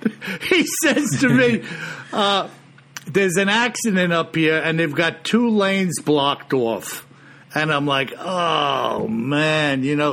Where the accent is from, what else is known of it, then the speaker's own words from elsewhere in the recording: New York, United States; I know you know I'm from New York and my brother is from New York, but I have nothing to do with the city.